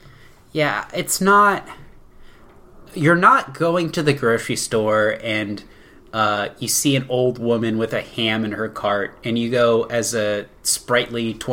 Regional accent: East Coast, United States; I'm from the East Coast

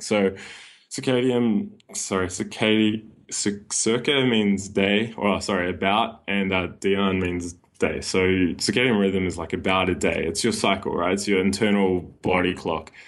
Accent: New Zealand; moved away as an adult; now in Sydney, Australia; I was born and raised in New Zealand

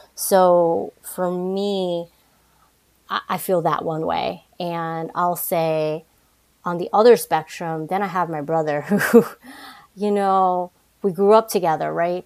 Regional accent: New Jersey, United States; also born or lived in Manhattan, New York / Brooklyn, New York / Queens, New York / Boston; I grew up in the New York, New Jersey area. I was born in Manhattan, lived in Brooklyn, then moved into the suburbs of New Jersey, and then back to New York and Queens. Uh, a lot of jumping around, but I think for the most part, um, my formative years, I would say, was in Jersey

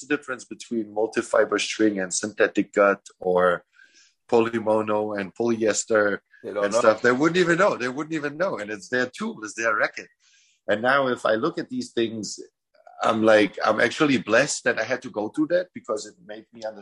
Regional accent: Munich, Bavaria, Germany; moved away; also born or lived in Croatia; I grew up in Munich

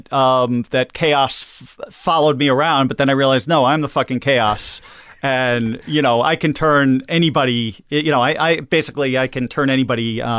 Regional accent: Long Island, New York, United States; Long Island.

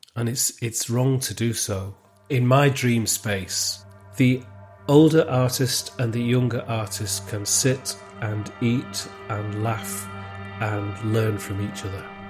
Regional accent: Wigan, North West England, United Kingdom; accent: local Wigan accent; moved away; also born or lived in Manchester; my local Wigan accent

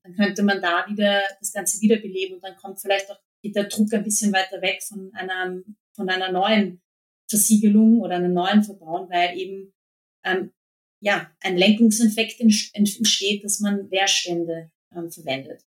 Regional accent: Vienna, Austria; Eigentlich komme ich aus Wien, aber ich habe, äh, wir haben so, e, wie, viele in Österreich, äh, sind wir zur Hälfte eigentlich ähm, aufgewachsen in Niederösterreich

